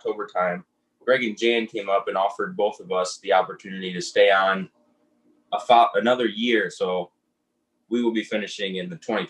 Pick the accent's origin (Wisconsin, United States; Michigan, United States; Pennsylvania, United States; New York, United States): Michigan, United States; Southern; moved away; I'm originally from Michigan, Southern Michigan, right on the Indiana border. I grew up in a small town